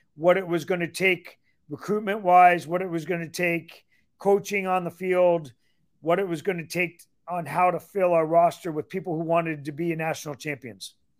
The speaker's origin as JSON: {"language": "English", "region": "Ontario", "country": "Canada", "tie": "born or raised there", "also_born_or_lived": "Michigan", "moved": "as an adult", "lives_now": "Iowa City, United States", "said": "I'm born and raised in Ontario, Canada, so I'm Canadian"}